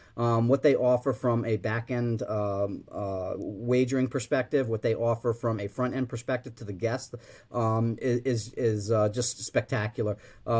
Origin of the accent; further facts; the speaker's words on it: New England, United States; I'm a Dolphin fan because I grew up in New England.